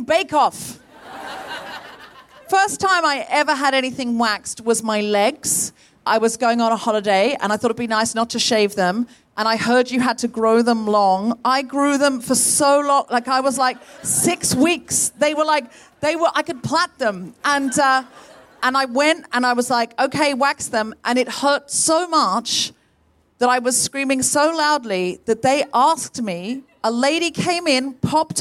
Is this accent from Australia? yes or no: yes; Australia; moved away as an adult; also born or lived in Britain; now in United Kingdom; I was born and raised in Australia, but I've lived in Britain all my grown-up life.